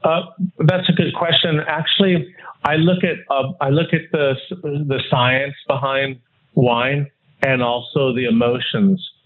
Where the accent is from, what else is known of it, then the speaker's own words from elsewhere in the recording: Los Angeles, California, United States; moved away as an adult; also born or lived in Newport Beach / Utah / Wisconsin; now in Hong Kong; I was born and raised in Los Angeles and um, actually in Hancock Park, and then um, moved as a teenager to Newport Beach